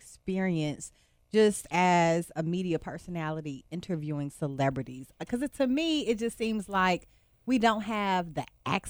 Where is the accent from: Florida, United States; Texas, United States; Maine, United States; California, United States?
Texas, United States; Beaumont; I'm from Beaumont, Texas. So Port Arthur, Texas was in the Golden Triangle. Beaumont, Port Arthur, and Orange.